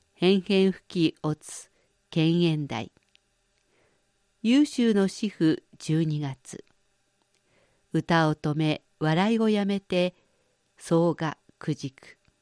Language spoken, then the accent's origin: Japanese; Shizuoka, Japan; moved away as an adult; now in Beijing, China; 静岡県で生まれ育った私にとって